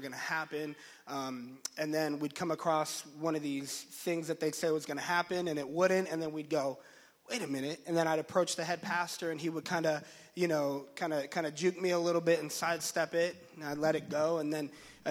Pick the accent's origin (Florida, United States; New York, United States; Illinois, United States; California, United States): Florida, United States; Orlando; moved away as an adult; We're from Florida. We were married at this church in Orlando. Kind of grew up in that church there.